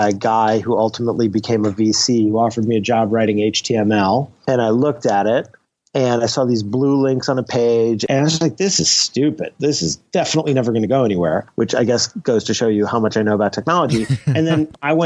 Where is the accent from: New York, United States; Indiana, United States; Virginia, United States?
New York, United States; I'm from New York.